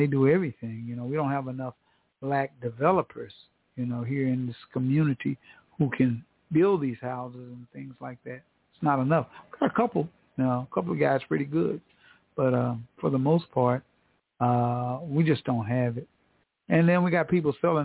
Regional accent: Tulsa, Oklahoma, United States; moved away as an adult; also born or lived in Houston / Hollywood, California; coming back to Tulsa, I had to retrain myself and redo it, you know, because this is a different animal right here in my hometown

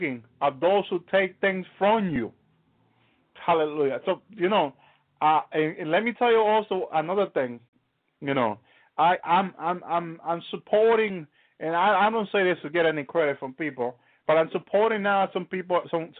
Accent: Dominican Republic; English is a second language; I come from the Dominican Republic

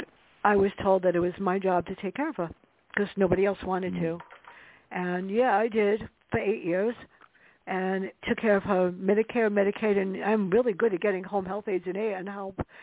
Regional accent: New York City, New York, United States; growing up in the South Bronx

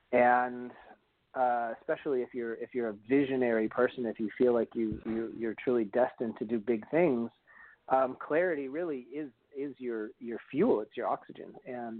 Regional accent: Vermont, United States; moved away as an adult; also born or lived in New York City; I'm originally from Vermont. And I moved to New York City when I was in my very early 20s

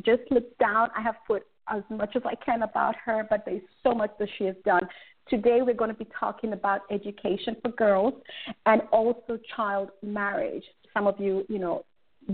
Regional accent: Kenya; I'm Kenyan

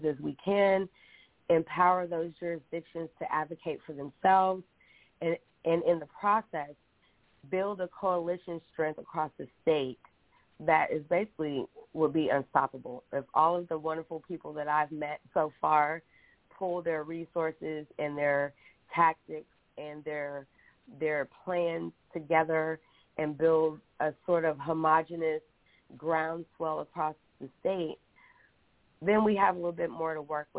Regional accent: Texas, United States; also born or lived in Galveston, Texas / Henderson, Texas; I grew up in Texas. I was born in Galveston between Baytown, Fresno, South Houston, Henderson

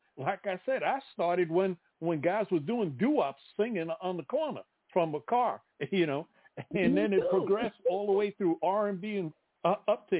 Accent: New York City, New York, United States; I grew up in the Bronx

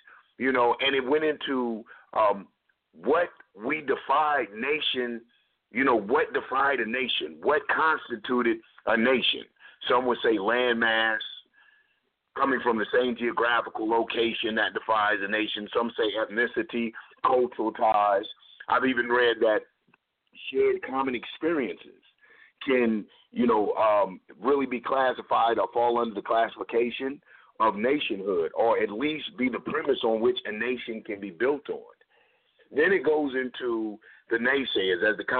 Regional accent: Cleveland, Ohio, United States; I'm coming from Cleveland, and I used to make trips to, coming from the Midwest, I used to make trips to Michigan

